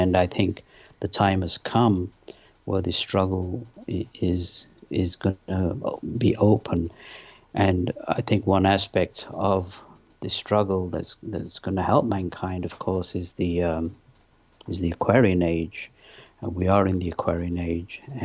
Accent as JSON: {"language": "English", "region": "London", "country": "United Kingdom", "tie": "born or raised there", "also_born_or_lived": "Pakistan / north of England", "moved": "yes", "lives_now": "United States", "said": "I was born in Pakistan. My parents moved to England when I was 3. I lived in the north of England. Then we moved to London when I was 10"}